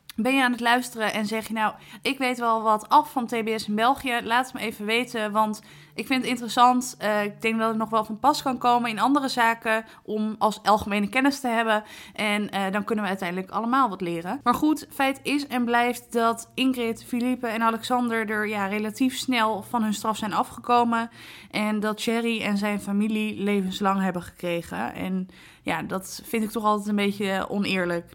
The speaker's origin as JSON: {"language": "Dutch", "country": "Netherlands"}